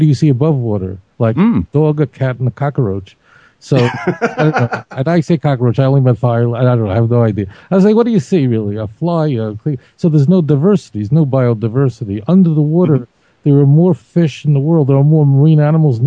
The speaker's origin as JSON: {"language": "English", "town": "New York City", "region": "New York", "country": "United States", "tie": "born or raised there", "said": "My mother used to take me to Brighton Beach, Brooklyn"}